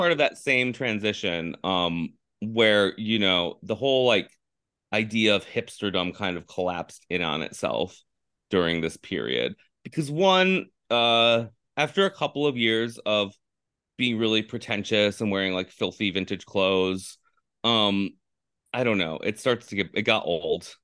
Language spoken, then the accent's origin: English; Finger Lakes, upstate New York, United States; moved away as an adult; also born or lived in Alaska; now in California, United States; I grew up in the Finger Lakes